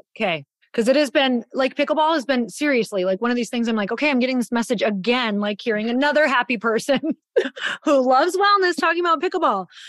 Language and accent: English; Midwest, United States; growing up in the Midwest